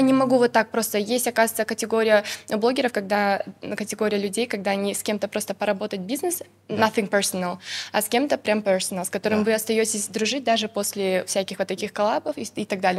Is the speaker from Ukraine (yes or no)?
no; Kadamjay, Batken Region, Kyrgyzstan; я с Кадамжая